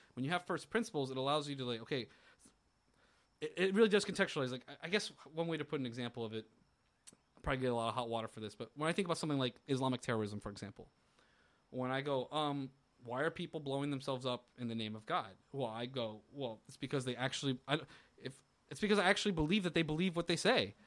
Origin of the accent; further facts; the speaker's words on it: Florida, United States; growing up in Florida